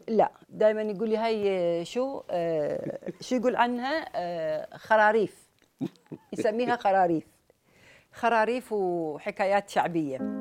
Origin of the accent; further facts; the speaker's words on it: Sharjah, United Arab Emirates; احنا عندنا في الامارات